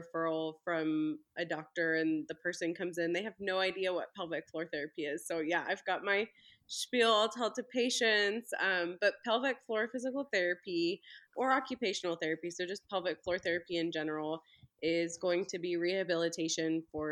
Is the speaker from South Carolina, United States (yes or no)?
no; Belleville, Illinois, United States; now in Ozark, United States; I'm actually originally from Belleville, Illinois, right by St. Louis.